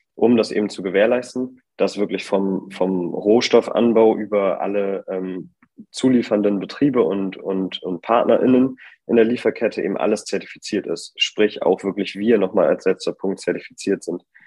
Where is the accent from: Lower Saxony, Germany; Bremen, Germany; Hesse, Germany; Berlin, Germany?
Bremen, Germany; moved away as an adult; now in Hamburg, Germany; ich komme äh, ursprünglich aus Bremen, da bin ich geboren und habe da auch studiert. Mittlerweile wohne ich jetzt in Hamburg